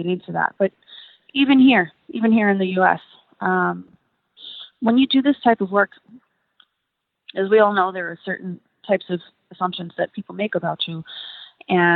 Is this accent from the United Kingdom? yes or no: no; New York City, New York, United States; I'm from Brooklyn, New York